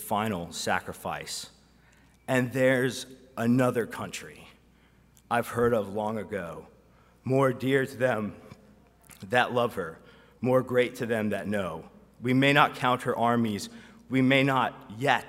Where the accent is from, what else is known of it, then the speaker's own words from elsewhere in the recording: United States; us as American Christians